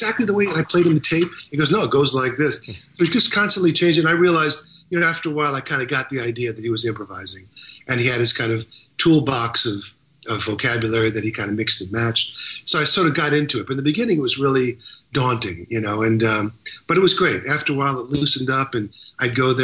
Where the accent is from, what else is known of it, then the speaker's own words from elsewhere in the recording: Long Island, New York, United States; growing up in Long Island